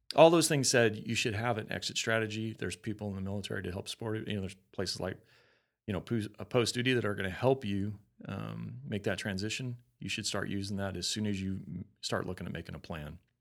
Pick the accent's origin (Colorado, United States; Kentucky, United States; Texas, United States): Colorado, United States; moved away; I'm from Colorado.